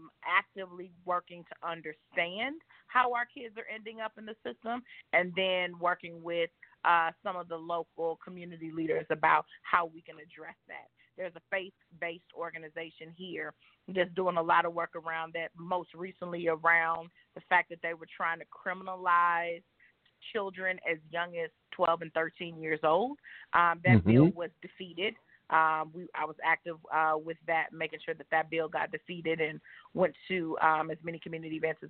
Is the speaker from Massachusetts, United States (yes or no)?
no; St. Louis, Missouri, United States; moved away; also born or lived in Washington, D.C. / Indianapolis, Indiana; I'm from St. Louis